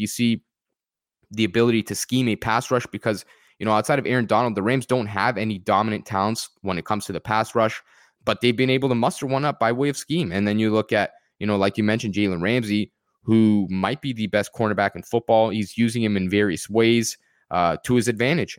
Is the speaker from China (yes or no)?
no; Canada; I am personally a Canadian